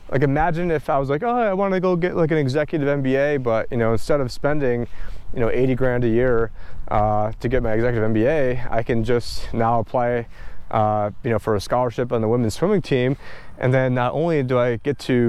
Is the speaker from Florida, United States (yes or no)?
no; New York, United States; moved away; I'm originally from New York